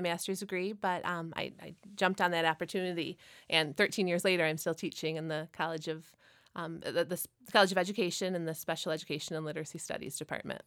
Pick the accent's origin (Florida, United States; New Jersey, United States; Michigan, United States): Michigan, United States; Frankenmuth; I actually grew up in Frankenmuth